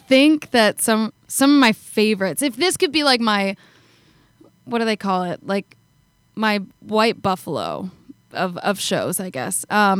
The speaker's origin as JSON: {"language": "English", "country": "Canada", "said": "I'm from Canada."}